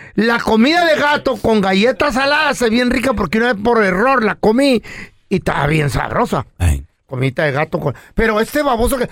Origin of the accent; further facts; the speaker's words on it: Quechehueca, Sonora, Mexico; also born or lived in Australia / Ciudad Obregón, Sonora; now in United States; Yo nací en Australia y de morro me trajeron a Quechehueca, Sonora.